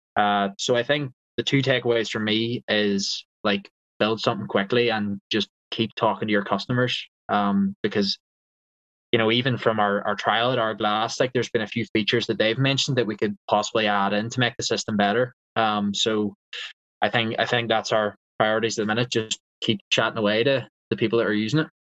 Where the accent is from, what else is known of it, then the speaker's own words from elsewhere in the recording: Eglinton, Northern Ireland, United Kingdom; I grew up actually around 40 to 45 minutes away from Castle and those Linksy courses um, in a village called Eglinton.